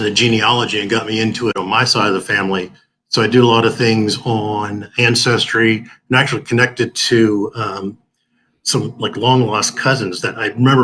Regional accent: Middletown, Pennsylvania, United States; Hometown is Middletown, Pennsylvania

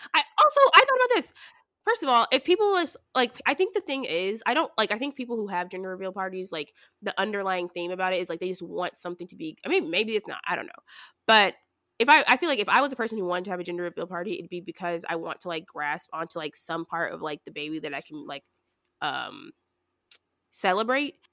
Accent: the South, United States; moved away; I'm from the South

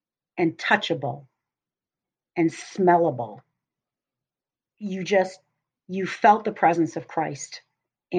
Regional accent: Cleveland, Ohio, United States; moved away as an adult; also born or lived in Boston; I grew up in Cleveland, Ohio, but went to Boston area to go to school.

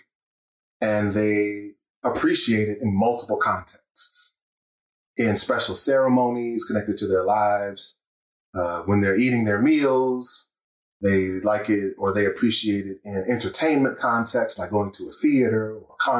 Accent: North Carolina, United States; moved away as an adult; now in State College, United States; I was raised in North Carolina

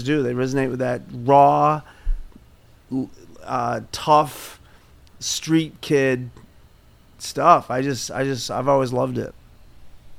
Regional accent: Boston, Massachusetts, United States; moved away as an adult; now in Nebraska, United States; I grew up in Boston, Massachusetts. I was pretty much a street rat. South Boston

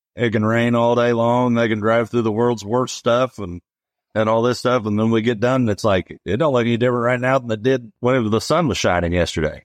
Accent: Eldorado, Illinois, United States; I grew up in El Dorado.

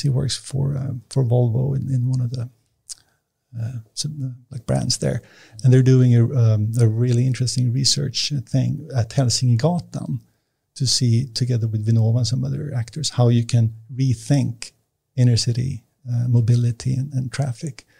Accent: Nacka, Stockholm County, Sweden; I was born and raised out in Nacka

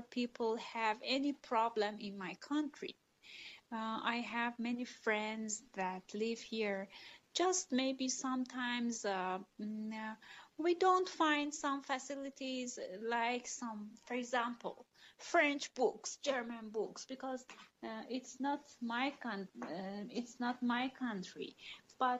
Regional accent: Iran; also born or lived in Tehran, Iran; from Iran. I live in the capital, Tehran.

